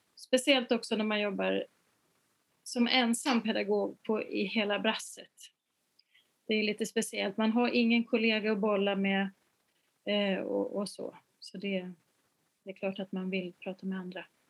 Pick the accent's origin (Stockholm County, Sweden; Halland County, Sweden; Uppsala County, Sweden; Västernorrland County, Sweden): Uppsala County, Sweden; Uppsala; när jag var liten och jag kom från Uppsala